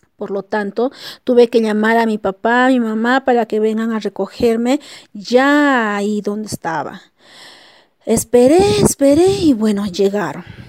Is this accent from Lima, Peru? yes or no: no; Cusco, Peru; also born or lived in Incahuasi, La Convención; Mi ciudad natal es Cusco, lugar donde paso todas mis vacaciones con mi familia